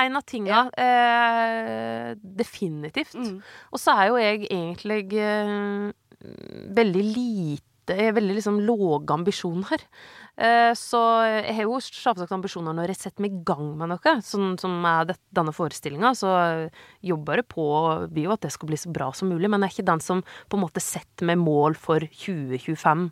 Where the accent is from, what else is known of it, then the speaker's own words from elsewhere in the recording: Vinje, Telemark, Norway; jeg er skikkelig fra Vinje